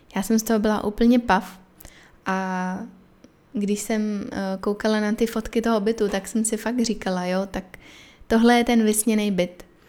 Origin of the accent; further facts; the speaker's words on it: Czechia; moved away as an adult; now in Chennai, India; jsem jako z Česka